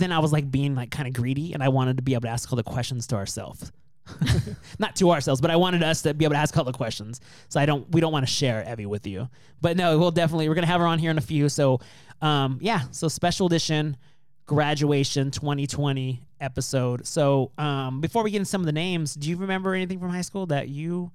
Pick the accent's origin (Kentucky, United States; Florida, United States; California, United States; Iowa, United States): California, United States; moved away; I came from a really small town. And for the most part, we've all been together from kindergarten on through eighth grade.